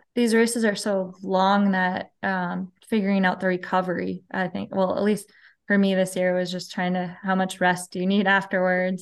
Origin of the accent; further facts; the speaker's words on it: Mankato, Minnesota, United States; I'm in southern, south central Minnesota. So, the town is called Mankato